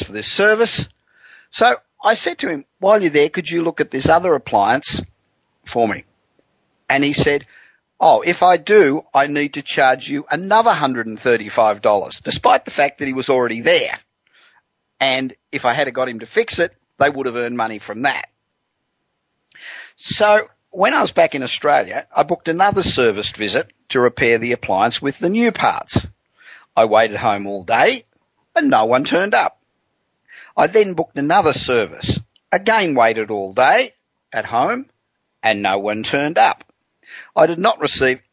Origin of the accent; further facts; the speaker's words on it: Los Angeles, California, United States; we're coming to you from my hometown of Los Angeles